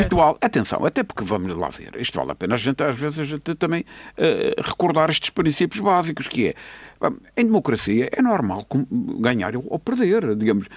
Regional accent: Seixal, Madeira, Portugal; now in Funchal, Portugal; na minha freguesia, que sou do Sachal

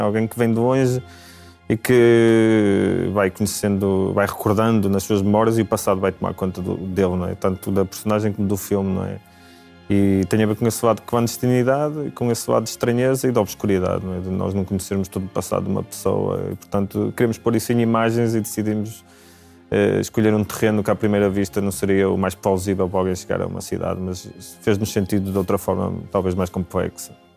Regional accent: Braga, Norte, Portugal; now in Lisbon, Portugal; eu sou natural de Braga

